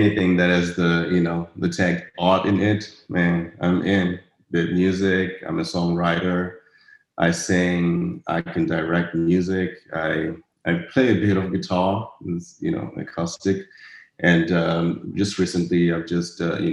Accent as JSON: {"language": "English", "region": "Harare", "country": "Zimbabwe", "tie": "born or raised there", "moved": "yes", "lives_now": "Dallas, United States", "said": "I come from the ghetto back in Zimbabwe, in Harare. I grew up in a place called Zivarasepa"}